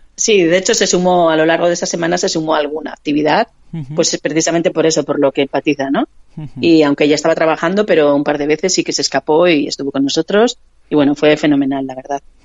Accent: Vitoria-Gasteiz, Basque Country, Spain; yo soy de Vitoria

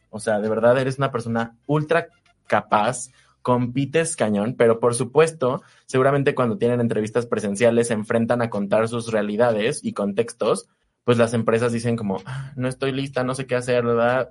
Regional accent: Mexico

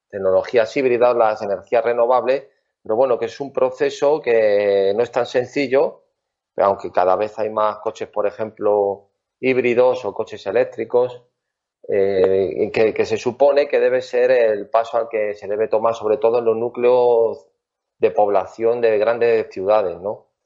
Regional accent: Madrid, Community of Madrid, Spain; now in Canary Islands, Spain; Sí, sí, sí, soy madrileño.

